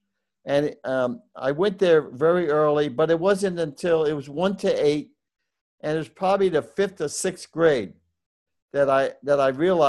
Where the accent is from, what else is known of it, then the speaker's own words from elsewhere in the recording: New York City, New York, United States; Well, I was born in the Bronx, New York. And my parents were Irish immigrants.